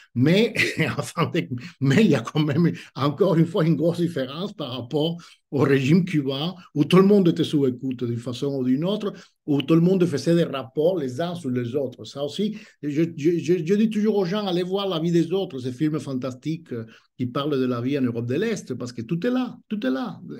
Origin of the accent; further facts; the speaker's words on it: Cuba; French is a second language; moved away as an adult; now in France; je suis né à Cuba